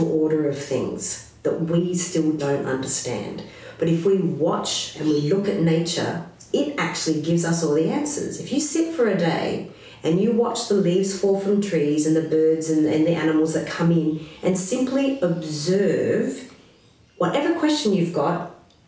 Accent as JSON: {"language": "English", "country": "Australia", "tie": "born or raised there", "said": "we are an Australian"}